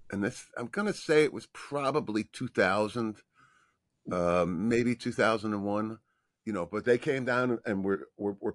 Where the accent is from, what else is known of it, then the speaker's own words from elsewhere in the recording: New Jersey, United States; accent: New York; moved away; I'm from the New Jersey part of New York.